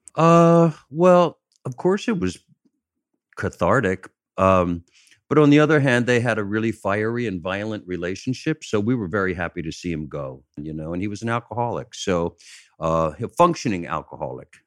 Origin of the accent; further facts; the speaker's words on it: Chester, Pennsylvania, United States; moved away; I'm from outside of Philadelphia. I'm down, down by, uh, Chester, Pennsylvania.